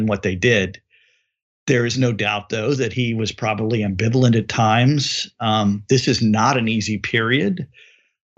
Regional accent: Houston, Texas, United States; my hometown of Houston, Texas

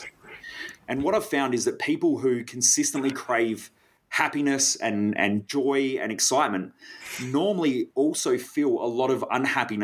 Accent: South Australian countryside, Australia; growing up in the South Australian countryside, there were a lot of brown snakes.

